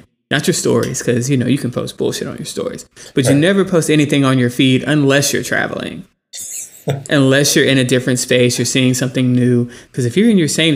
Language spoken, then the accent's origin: English; Houston, Texas, United States; moved away as an adult; now in Austin, United States; growing up in Houston